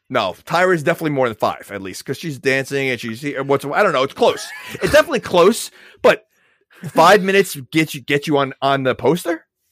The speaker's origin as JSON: {"language": "English", "region": "New York", "country": "United States", "said": "I'm from New York"}